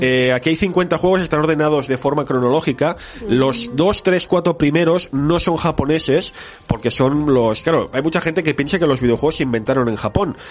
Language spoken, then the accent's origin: Spanish; Barcelona, Catalonia, Spain; soy un chico de Barcelona que nació el año 81